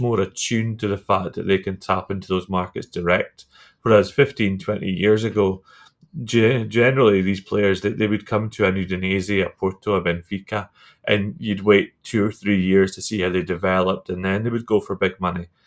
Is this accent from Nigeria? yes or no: no; Scotland, United Kingdom; as a Scotsman